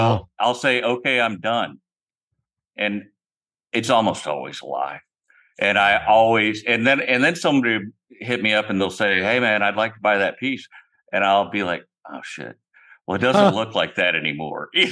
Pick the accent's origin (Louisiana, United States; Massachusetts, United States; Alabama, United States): Alabama, United States; Opelika; moved away as an adult; also born or lived in Iowa; now in Eugene, United States; I grew up in Alabama. I was born in Iowa, but I grew up, spent my life from the years 5 until I was 27 when I joined the military in Alabama